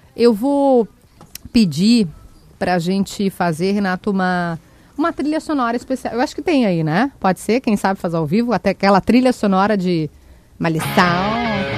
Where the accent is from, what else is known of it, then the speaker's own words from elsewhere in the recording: Porto Alegre, Rio Grande do Sul, Brazil; also born or lived in Brasília; Quando tu sai de Porto Alegre, né? E eu morei em Brasília, cara, a gente vê o sotaque